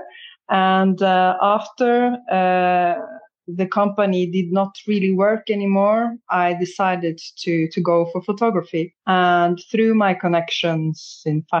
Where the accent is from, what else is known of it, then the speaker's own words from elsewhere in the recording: Norway; moved away as an adult; also born or lived in Berlin; now in Paris, France; I'm from Norway